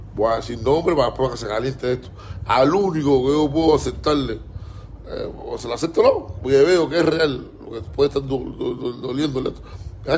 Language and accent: Spanish; Cuba; somos cubanos igual